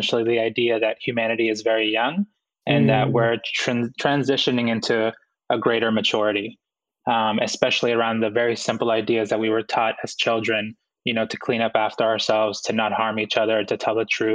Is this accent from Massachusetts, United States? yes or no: yes; Boston, Massachusetts, United States; also born or lived in Guayaquil, Ecuador; my mom and dad decided that they wanted to move to the United States, and we immigrated here when I was about 4 years old, and I grew up in Boston